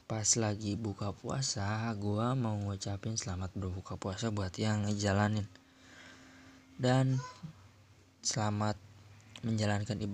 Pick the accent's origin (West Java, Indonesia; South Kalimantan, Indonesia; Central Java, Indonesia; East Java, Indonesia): West Java, Indonesia; gue selaku warga Jawa Barat juga gitu kan